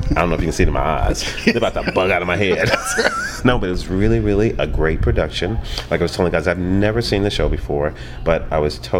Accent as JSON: {"language": "English", "region": "New York", "country": "United States", "moved": "as an adult", "lives_now": "Los Angeles, United States", "said": "I'm from New York. But I've been here. I live here now. I've been here for like 13 years."}